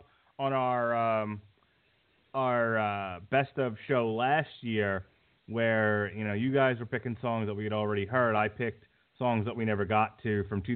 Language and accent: English; Uniondale, New York, United States; moved away; Born and raised. Born and bred. I was born on Strong Island, New York. Grew up the first part of my life in Uniondale